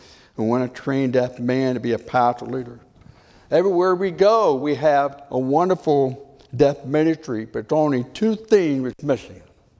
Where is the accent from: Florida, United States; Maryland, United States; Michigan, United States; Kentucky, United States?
Michigan, United States; also born or lived in Pontiac, Michigan; I'm from Michigan. My mom born in Tennessee, she's in the Hillbillies, I'm a Yankee. And so she in Detroit and I'm a Pontiac.